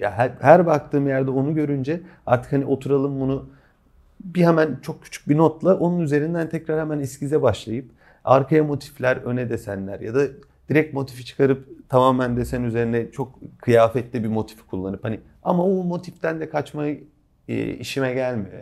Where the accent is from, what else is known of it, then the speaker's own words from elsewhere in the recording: Kütahya, Turkey; Kütahyalıyız. Yani çocukluğumuz da Kütahya'ya geçti.